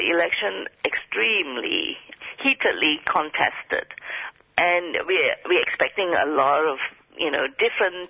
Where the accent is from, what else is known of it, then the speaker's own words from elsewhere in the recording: Kuantan, Pahang, Malaysia; a industrial park in Malaysia near Kuantan, happens to be my hometown